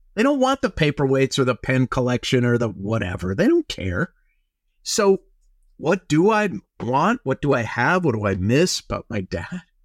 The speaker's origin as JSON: {"language": "English", "region": "Minnesota", "country": "United States", "tie": "born or raised there", "moved": "yes", "lives_now": "Los Angeles, United States", "said": "I grew up in Minnesota"}